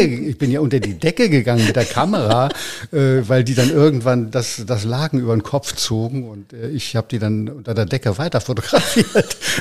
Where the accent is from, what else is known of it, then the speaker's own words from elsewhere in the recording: Berlin, Germany; also born or lived in Eichsfeld; Ich bin in Berlin aufgewachsen, ja. ja. Ich bin geboren in, in, äh, in, in Eichsfeld